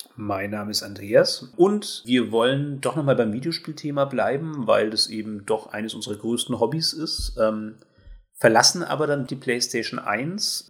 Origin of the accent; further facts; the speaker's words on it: Germany; als Deutsche